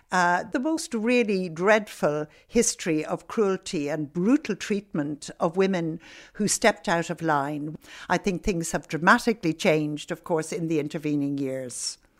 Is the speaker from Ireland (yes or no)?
yes; Ireland; I was growing up in Ireland as a young woman at that time